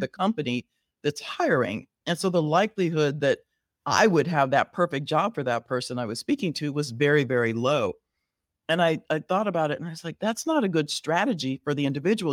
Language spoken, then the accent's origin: English; Southern California, United States; moved away as an adult; also born or lived in Riverside, California; now in Chicago, United States; I was born and raised in Southern California